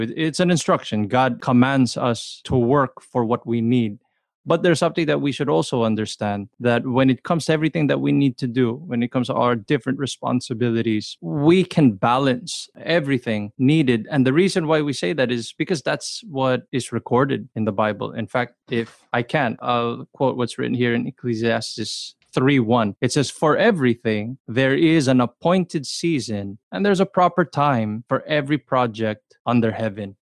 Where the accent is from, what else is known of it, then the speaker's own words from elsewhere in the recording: Los Angeles, California, United States; I grew up in the LA area